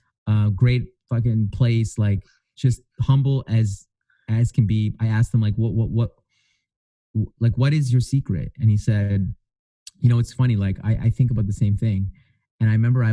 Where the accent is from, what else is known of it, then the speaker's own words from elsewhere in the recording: Edmonton, Alberta, Canada; I'm from Edmonton